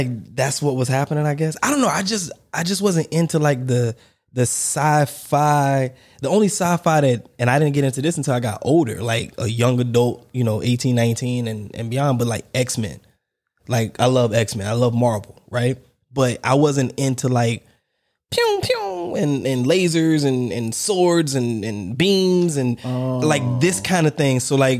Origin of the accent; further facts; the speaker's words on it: Warner Robins, Georgia, United States; And I remember where I grew up in Warner Robins, there was a place. I remember the street. If anybody back home is watching, listening, there used to be a car dealership.